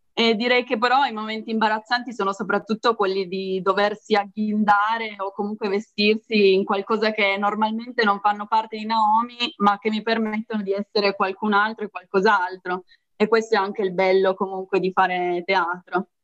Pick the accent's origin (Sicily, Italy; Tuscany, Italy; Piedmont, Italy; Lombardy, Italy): Piedmont, Italy; Moncalieri; io sono nata qui a, a Moncaglieri, quindi qua in Piemonte